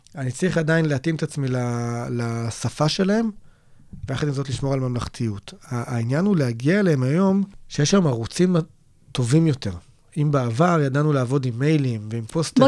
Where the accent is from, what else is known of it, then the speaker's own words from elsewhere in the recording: Israel; also born or lived in Nir Banim, near Kiryat Gat; בבסיס שלנו, אנחנו ישראלים